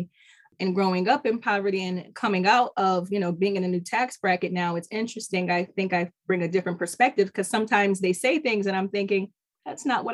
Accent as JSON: {"language": "English", "town": "Middletown", "country": "United States", "tie": "born or raised there", "said": "I've grown up in Middletown. I was born in Middletown"}